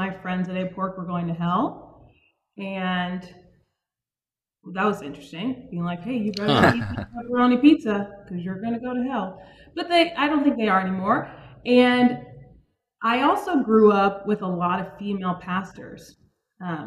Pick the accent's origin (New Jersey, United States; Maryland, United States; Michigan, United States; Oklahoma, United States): Maryland, United States; Suitland; So I'm originally from Maryland. I grew up in a town right outside of Washington, D.C. called Suitland